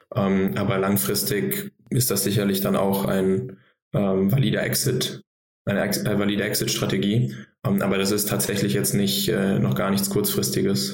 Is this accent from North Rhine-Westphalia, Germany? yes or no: no; Frankfurt, Hesse, Germany; moved away as an adult; also born or lived in Boston; now in Berlin, Germany; ich komme ursprünglich aus Frankfurt